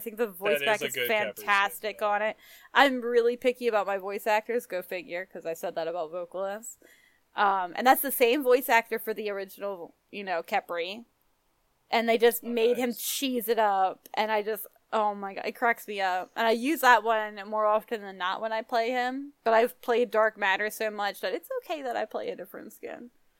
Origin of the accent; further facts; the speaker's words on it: Philadelphia, Pennsylvania, United States; I'm from Philadelphia.